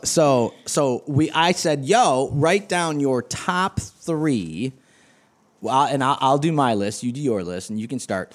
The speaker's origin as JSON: {"language": "English", "region": "East Coast", "country": "United States", "said": "Irish from the East Coast"}